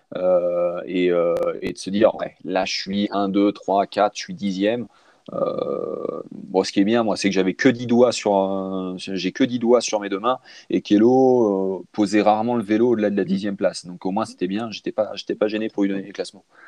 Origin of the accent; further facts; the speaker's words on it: France; chez nous, en France